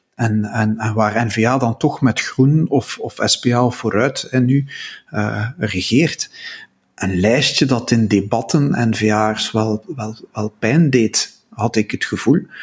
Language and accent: Dutch; Belgium; als Belg